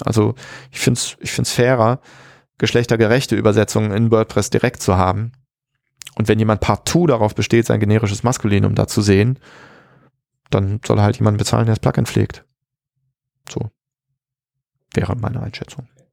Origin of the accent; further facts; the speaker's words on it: Germany; in den 80er Jahren aufgewachsen in Deutschland